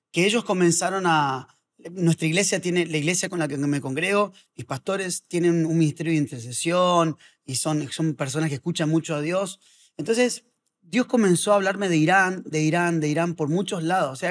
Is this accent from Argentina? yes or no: yes; Azul, Buenos Aires Province, Argentina; born there; Yo nací en Azul, provincia de Buenos Aires.